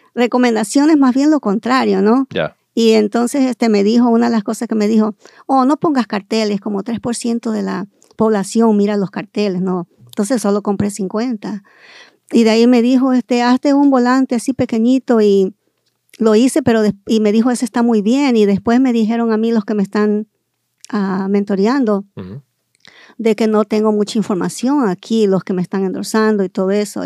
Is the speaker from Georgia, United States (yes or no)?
no; California, United States; also born or lived in Guayaquil, Ecuador; Yo nací en el Ecuador y ah, fui criada aquí en California desde, la edad de cinco años.